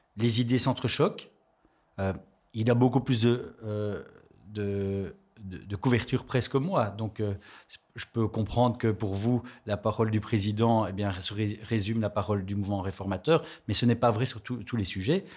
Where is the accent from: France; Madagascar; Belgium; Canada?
Belgium; Charleroi, Wallonia; je suis originaire de Charleroi